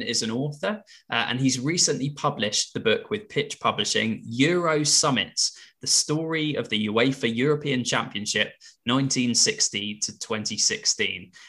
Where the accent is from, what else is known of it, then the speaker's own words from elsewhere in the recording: England, United Kingdom; as English football fans